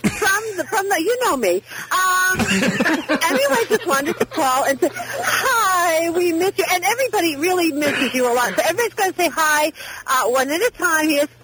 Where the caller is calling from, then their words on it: Italy; Bienvenue, Pete and the gang. I'm calling from Italy.